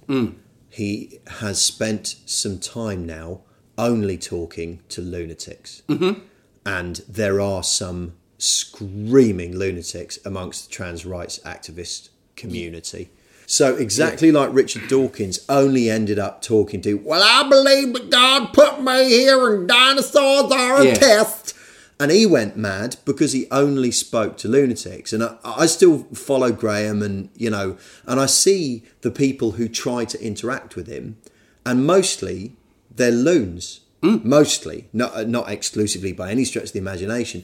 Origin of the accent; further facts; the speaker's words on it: United Kingdom; I'm British